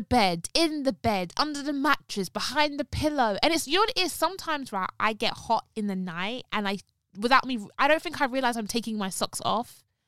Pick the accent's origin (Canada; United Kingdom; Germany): United Kingdom; London; I was born in North London. I'm not gonna tell you where in North London. Was born in North London, lived in North London for a bit, then moved to East London